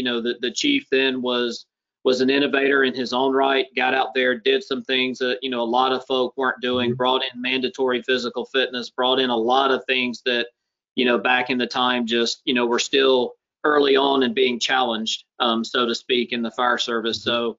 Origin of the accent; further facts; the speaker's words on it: United States; I was born and raised in Clayton County, where I now have the privilege to serve as fire chief.